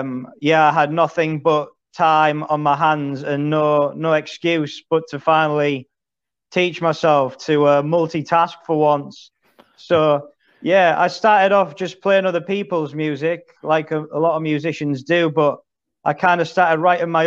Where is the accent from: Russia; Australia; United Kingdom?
United Kingdom; Middlesbrough, North East England; now in Lincoln, United Kingdom; I'm originally from Middlesbrough in the northeast of England. But I live in Lincoln now